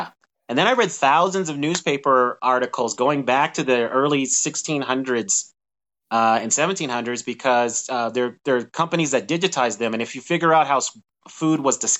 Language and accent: English; Denver, Colorado, United States; I was born and raised in Denver, Colorado. So, but the way I went with people back is that my parents are from the South. So my mom's from Chattanooga, Tennessee. My dad's from Helena, Arkansas. So those are the food traditions I grew up with.